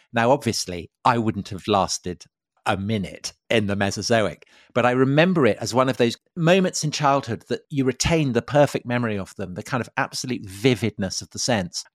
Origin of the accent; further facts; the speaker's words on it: outside Salisbury, South West England, United Kingdom; I grew up outside Salisbury